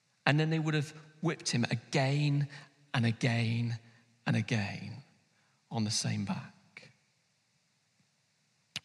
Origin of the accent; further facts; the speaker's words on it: London, United Kingdom; now in Manchester, United Kingdom; someone like me who grew up in London